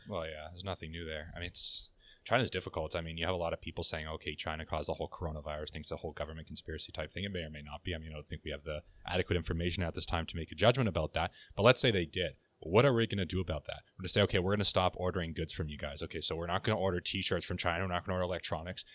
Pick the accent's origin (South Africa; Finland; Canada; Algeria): Canada; as a Canadian